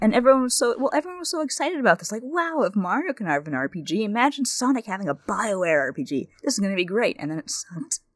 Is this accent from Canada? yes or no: yes; Canada; being Canadian